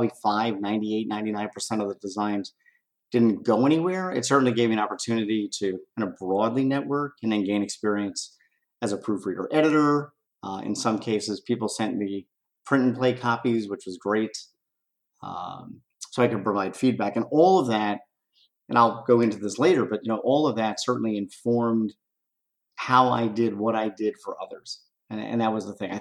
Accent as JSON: {"language": "English", "town": "Philadelphia", "region": "Pennsylvania", "country": "United States", "tie": "born or raised there", "said": "Growing up in Philadelphia, I had a group of friends"}